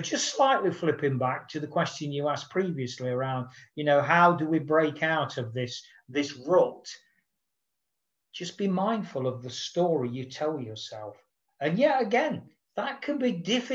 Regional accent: United Kingdom; as a Brit

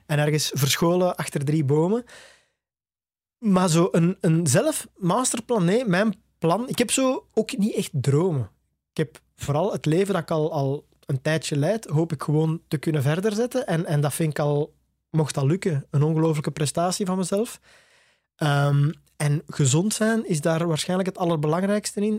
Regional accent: Tervuren, Flanders, Belgium; in Torp ter Vuren, waar ik opgegroeid ben

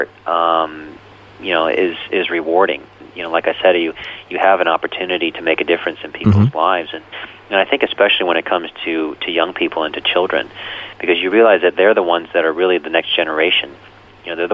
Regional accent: United States; Even though I was born here in the United States, I'm very much, you know, I'm very much Chinese

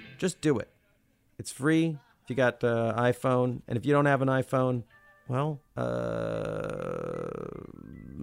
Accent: Olympia, Washington, United States; When I was a kid growing up in Olympia and going to school at Lincoln Elementary

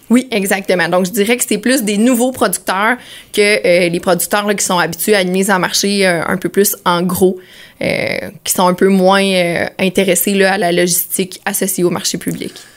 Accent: Sainte-Angèle-de-Prémont, Quebec, Canada; Je viens de Saint-Angèle-de-Prémont.

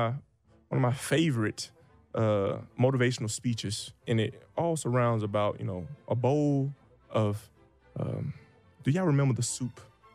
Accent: Birmingham, Alabama, United States; moved away; I grew up an hour and a half from Atlanta. Like, I'm from Birmingham, Alabama.

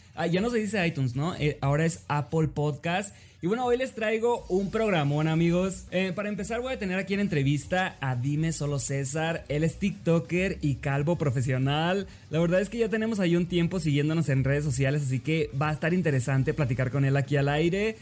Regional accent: Mexico; no tengo inglés perfecto amigos porque soy mexicano

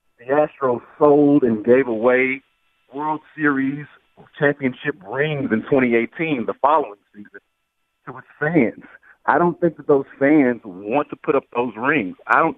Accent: Houston, Texas, United States; I'm from Houston, born and raised

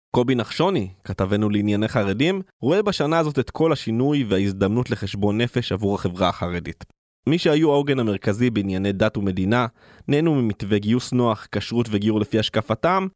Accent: Israel; כילד שגדל בקיבוץ בשנות ה-90

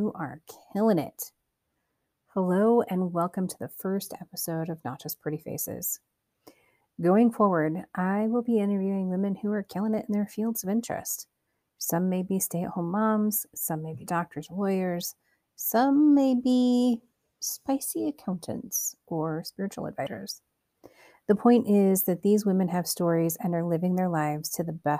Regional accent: Cedar Rapids, Iowa, United States; born or raised there

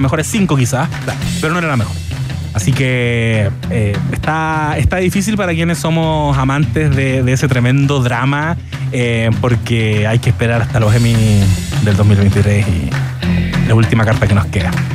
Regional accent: Chile; como chilenos

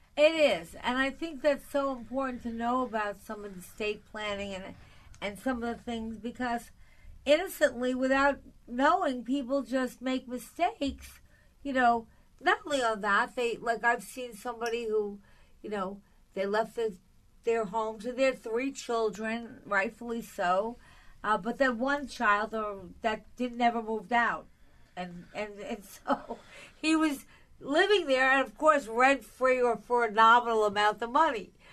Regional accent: Long Island, New York, United States; now in New York City, United States; I grew up on Long Island, so you know I didn't live in a building ever

